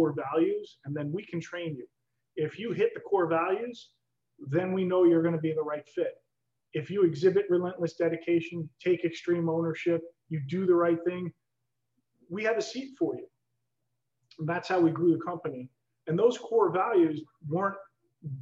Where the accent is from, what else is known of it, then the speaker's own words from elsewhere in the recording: New York, United States; I'm a New Yorker, tried and true.